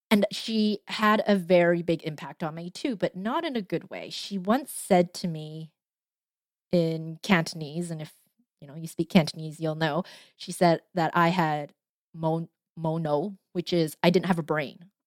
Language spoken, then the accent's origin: English; Canada; I didn't want to be Chinese. I kept saying that, oh, I'm Canadian. I am so Canadian.